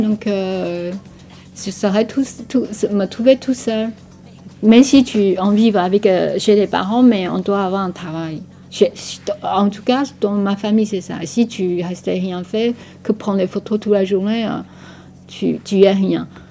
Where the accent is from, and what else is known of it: Taiwan; born or raised there; first language Taiwanese Hokkien; French is a second language; moved away as an adult; also born or lived in France; now in Poitiers, France